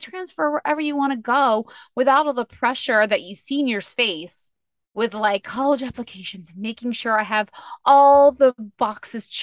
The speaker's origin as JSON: {"language": "English", "area": "Outer Banks", "region": "North Carolina", "country": "United States", "tie": "born or raised there", "said": "I grew up in the Outer Banks"}